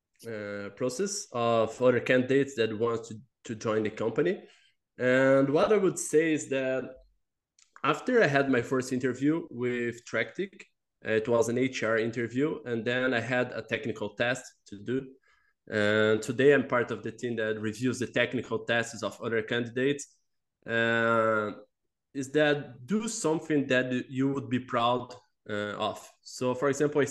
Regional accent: Brazil; moved away as an adult; now in Montreal, Canada; I'm from Brazil.

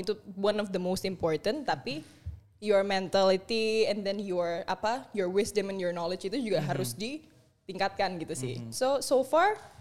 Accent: Indonesia; kamu asli mana? Indonesia

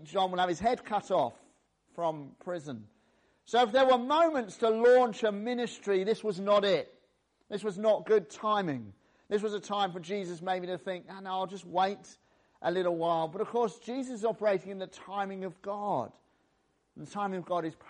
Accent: the England side of the Welsh borders, West Midlands, United Kingdom; I was born in the Welsh borders, just the England side of the Welsh borders

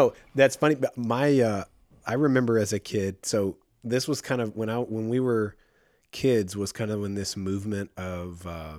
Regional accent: Midland, United States; And I remember the church I grew up in Midland

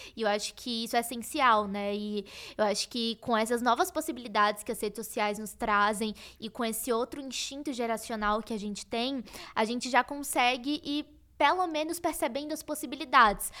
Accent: Salvador, Bahia, Brazil; eu sou de Salvador, então é, nossa, anos atrás seria muito difícil eu ter um acesso nacional na moda morando em Salvador

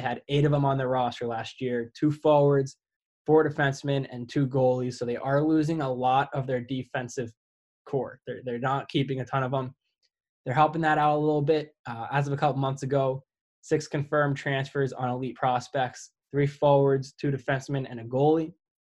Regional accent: New Jersey, United States; moved away; I'm from New Jersey

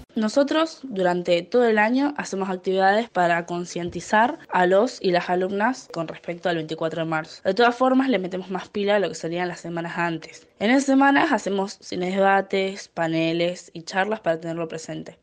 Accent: Argentina; como argentinos y argentinas

